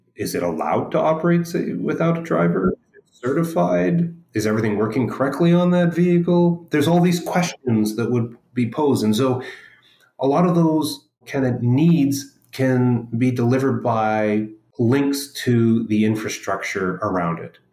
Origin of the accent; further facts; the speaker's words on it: Edmonton, Alberta, Canada; moved away as an adult; now in Vancouver, Canada; most of my growing up in Edmonton